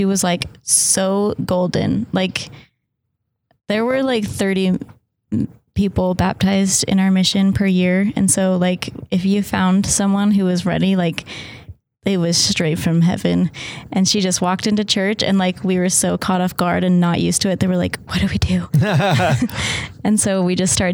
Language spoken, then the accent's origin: English; Arizona, United States; I'm from Arizona